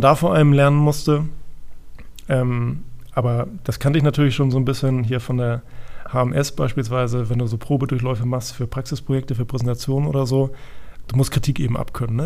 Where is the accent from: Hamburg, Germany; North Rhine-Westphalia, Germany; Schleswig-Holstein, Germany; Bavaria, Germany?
Hamburg, Germany; ich bin, vielleicht hört man es auch ein bisschen, ich bin gebürtiger Hamburger